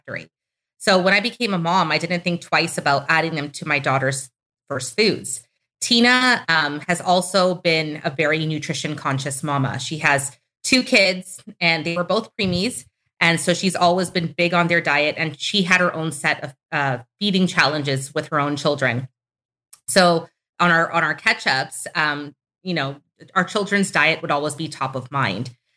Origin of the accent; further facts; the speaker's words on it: Toronto, Ontario, Canada; We're both Canadians. We grew up in Toronto, Canada